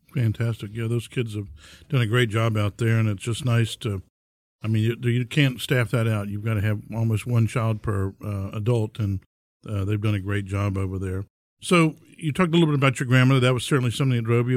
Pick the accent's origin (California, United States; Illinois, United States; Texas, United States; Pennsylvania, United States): Texas, United States; Houston; my hometown